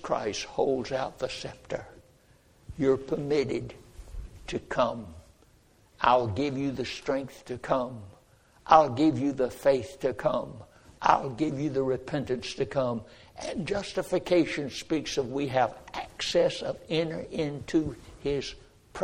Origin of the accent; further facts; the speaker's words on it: North Carolina, United States; born in North Carolina